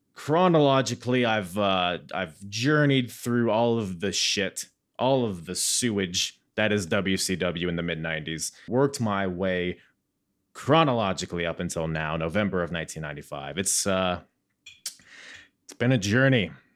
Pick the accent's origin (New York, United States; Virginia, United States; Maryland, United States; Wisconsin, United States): Virginia, United States; Norfolk; my hometown, uh, about five minutes from where I'm sitting right now, Norfolk, Virginia